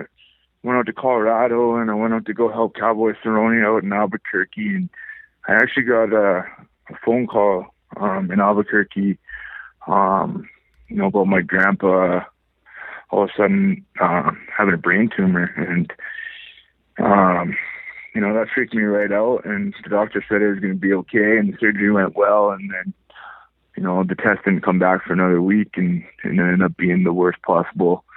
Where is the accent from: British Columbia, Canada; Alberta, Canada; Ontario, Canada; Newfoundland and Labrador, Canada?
British Columbia, Canada; Powell River; also born or lived in Vancouver, British Columbia / Delta, British Columbia; I was born and raised in Powell River, British Columbia.